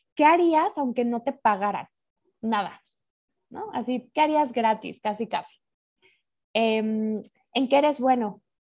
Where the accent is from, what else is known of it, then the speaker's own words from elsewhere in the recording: Mexico City, Mexico; moved away as an adult; now in Madrid, Spain; yo nací en Ciudad de México